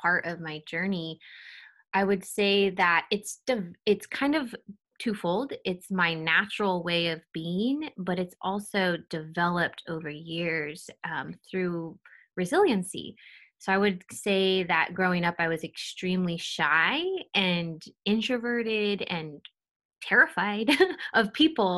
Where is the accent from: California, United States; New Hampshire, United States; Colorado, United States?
California, United States; Pleasanton; I grew up in a middle to upper class suburban town called Pleasanton